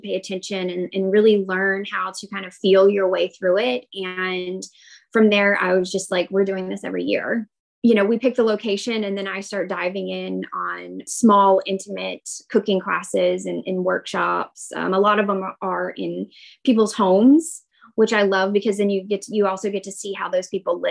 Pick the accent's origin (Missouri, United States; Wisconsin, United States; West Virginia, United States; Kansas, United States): West Virginia, United States; moved away as an adult; now in Knoxville, United States; I'm originally from West Virginia, over in the Panhandle, about 2 hours outside of DC.